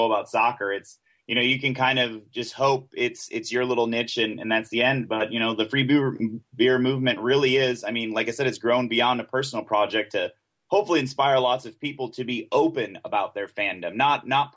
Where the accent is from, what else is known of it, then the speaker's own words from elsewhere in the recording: United States; also born or lived in Honduras; as an American